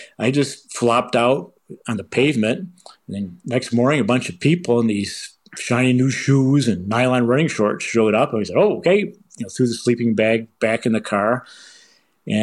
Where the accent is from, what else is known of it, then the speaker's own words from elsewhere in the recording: Michigan, United States; now in Boulder, United States; I'm originally from Michigan